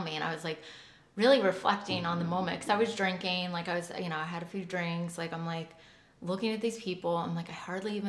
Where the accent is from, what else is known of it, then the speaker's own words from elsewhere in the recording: California, United States; I was raised in California. So I was in California